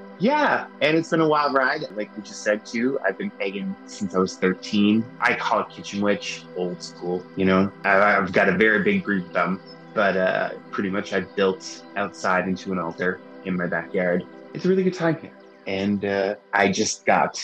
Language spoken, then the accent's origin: English; Glace Bay, Nova Scotia, Canada; now in Halifax, Canada; I'm from Glace Bay